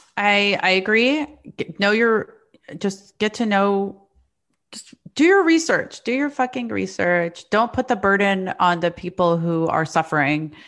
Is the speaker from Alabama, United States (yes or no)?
yes; the South, Alabama, United States; also born or lived in Palestine; now in New York, United States; I grew up in the South